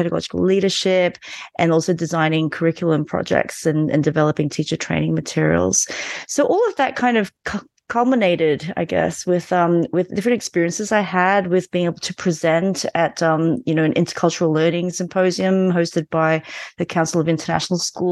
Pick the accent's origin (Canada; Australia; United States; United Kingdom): Australia; also born or lived in Malaysia; now in Berlin, Germany; I was born in Malaysia and moved to Australia when I was 9.